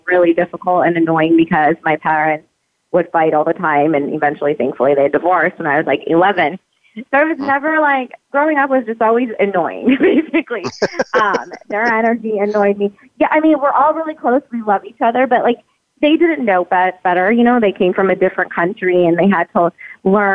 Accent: San Jose, California, United States; moved away as an adult; also born or lived in Baton Rouge, Louisiana; now in Las Vegas, United States; So I was basically raised in San Jose, Los Gatos area. Grew up there

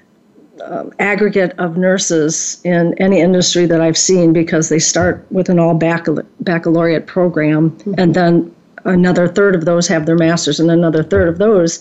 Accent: St. Paul, Minnesota, United States; I grew up in St. Paul, Minnesota

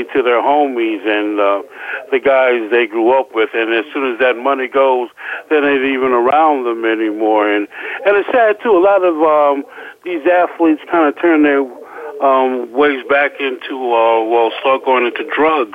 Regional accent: New York, United States; I'm from New York

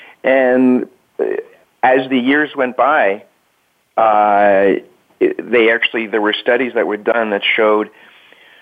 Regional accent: New York City, New York, United States; I grew up in New York City

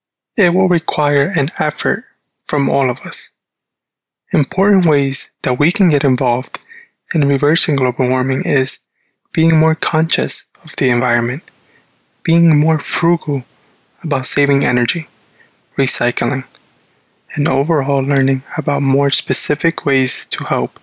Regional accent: New Jersey, United States; I am from New Jersey

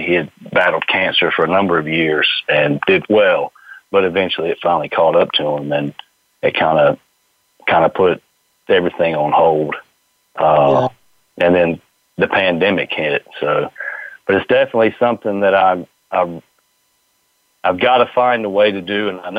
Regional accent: the South, United States; growing up in the South

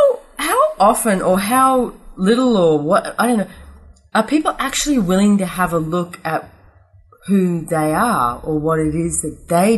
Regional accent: Australia; I'm from Perugian Beach, Australia.

